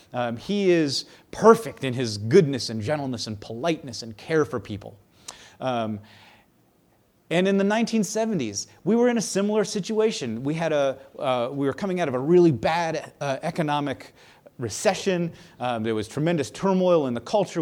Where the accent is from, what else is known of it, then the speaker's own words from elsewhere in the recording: United States; I'm an American.